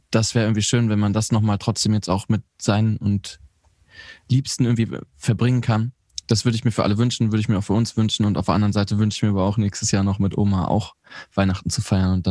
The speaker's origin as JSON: {"language": "German", "region": "North Rhine-Westphalia", "country": "Germany", "said": "also ich, ich komme ja aus Ostwestfalen."}